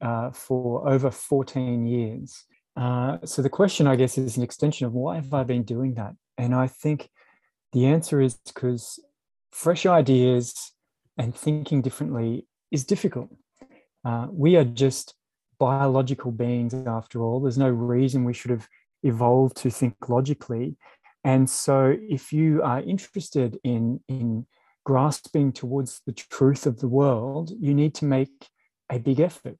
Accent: Brisbane, Queensland, Australia; I grew up in Brisbane

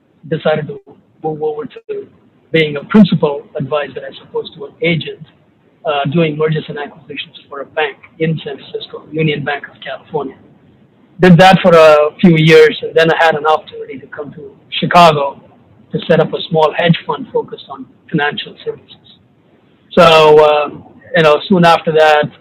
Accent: South India, India; moved away as an adult; also born or lived in Des Moines, Iowa; now in United States; I'm originally from India, from the southern part of India. Came here as a graduate student in accounting

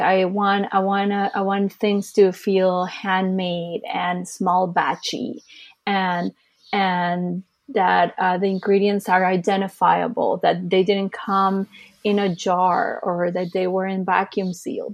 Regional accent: Costa Rica; also born or lived in California, United States; now in Los Angeles, United States; I was born here in the States, in California, to be more precise, but I actually moved to Costa Rica, where my uh, dad was from, uh, when I was just two

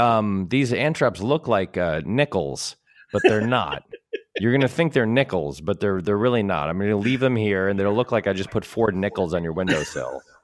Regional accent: New England, United States; now in Los Angeles, United States; growing up in New England

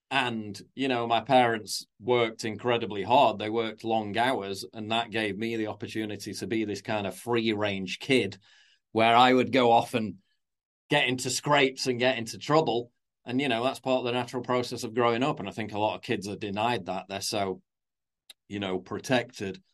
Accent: Sheffield, Yorkshire and the Humber, United Kingdom; I grew up in North Sheffield. I was born and lived in villages in North Sheffield

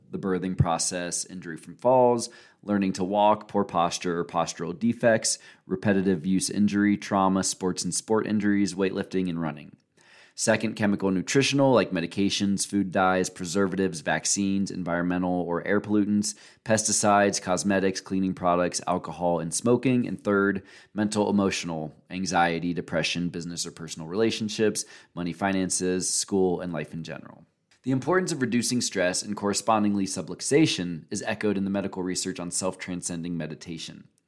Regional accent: Cincinnati, Ohio, United States; moved away; I'm from Cincinnati originally.

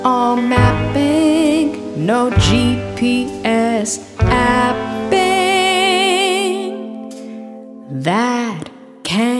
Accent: Virginia, United States; now in Western Massachusetts, United States; Growing up in Virginia

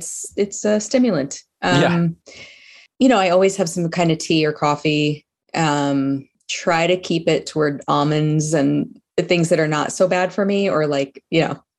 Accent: New York City, New York, United States; growing up in Staten Island, it's more of a Cheetos place.

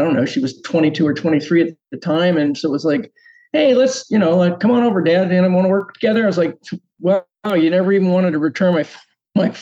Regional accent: Washington, District of Columbia, United States; I grew up in Washington, D.C.

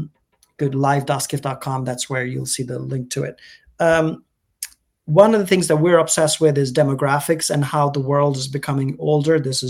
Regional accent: India; also born or lived in United Kingdom; now in United States; And I'm technically British. I was born in UK. My family is from India. I grew up between India and now US and UK.

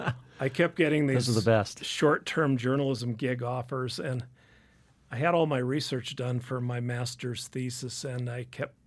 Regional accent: Helena, Montana, United States; I grew up in Helena.

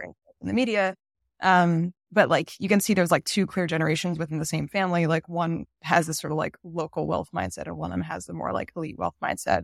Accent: United States; I, I'm American

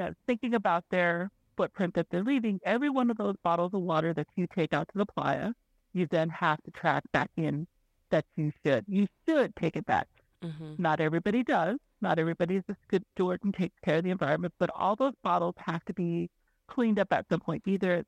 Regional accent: Reno, Nevada, United States; also born or lived in Pyramid Lake, Nevada; I'm from the Reno Sparks Indian Colony

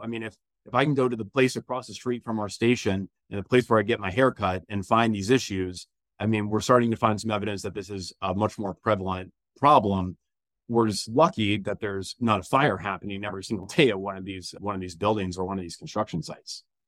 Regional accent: Jacksonville, Florida, United States; moved away as an adult; also born or lived in Elon, North Carolina; now in Charlotte, United States; growing up in Jacksonville, Florida

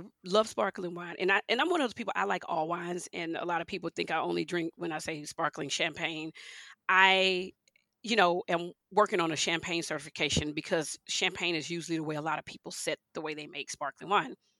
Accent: Houston, Texas, United States; also born or lived in Leesville, Louisiana; I grew up in Houston, Texas

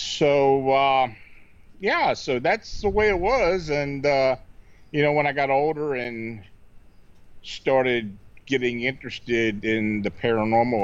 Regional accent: Hanover, Pennsylvania, United States; moved away as an adult; also born or lived in near Baltimore; I was born and raised in Hanover, Pennsylvania

